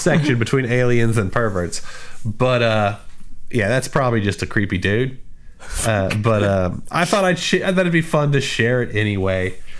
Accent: Texas, United States; we're from Texas

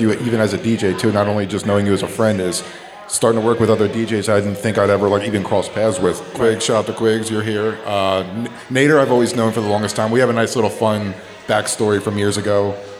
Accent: Burlington, New Jersey, United States; Because I'm from Burlington, but we used to say Burlton.

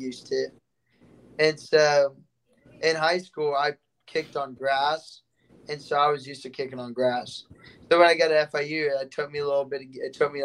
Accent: Brunswick, Georgia, United States; moved away as an adult; now in Miami, United States; I grew up in Brunswick, Georgia, and so Jacksonville is about 45 minutes from me.

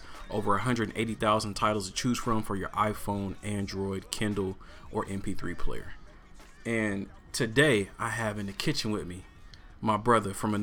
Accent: Portland, Oregon, United States; I'm born and raised in Portland, bro.

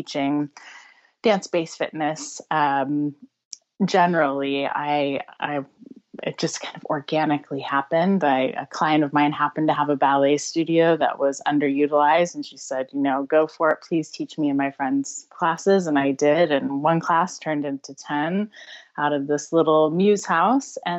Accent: United States; accent: American; moved away as an adult; now in United Kingdom; I'm American originally, but living in the UK for over 10 years now

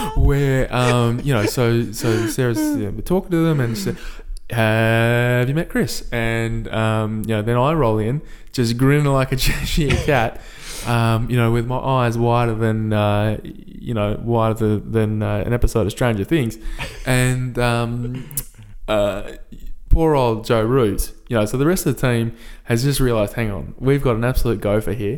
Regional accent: Perth, Western Australia, Australia; my hometown team, of course, the Perth Scorchers

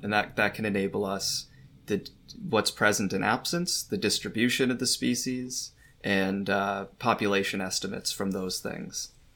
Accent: New York, United States; moved away as an adult; also born or lived in Brisbane, Australia / northern Canada; now I'm back in New York where I'm studying kind of birds in my, my home state

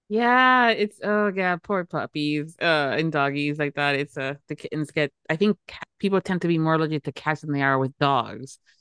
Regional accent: Florida, United States; born and raised in Florida.

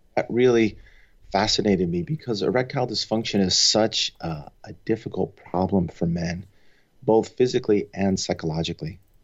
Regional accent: Long Island, New York, United States; moved away as an adult; also born or lived in Providence, Rhode Island / Nashville, Tennessee / Los Angeles, California; now in San Francisco Bay Area, United States; I grew up on Long Island

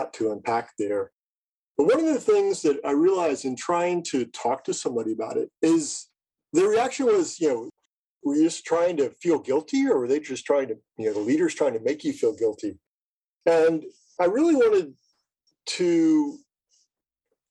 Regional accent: Jacksonville, Florida, United States; growing up in Jacksonville

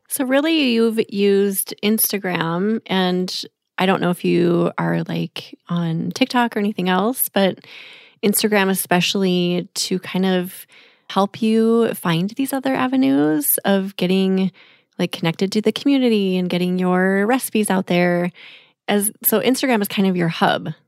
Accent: Minneapolis, Minnesota, United States; in a mansion in Minneapolis, Minnesota, my hometown

